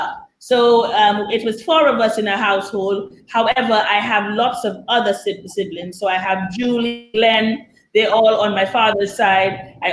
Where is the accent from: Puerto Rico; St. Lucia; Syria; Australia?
St. Lucia; Castries; also born or lived in La Clery, St. Lucia; As we grew older, we moved to other locations in St. Lucia, but that was where I grew up. I grew up in Castries, the city.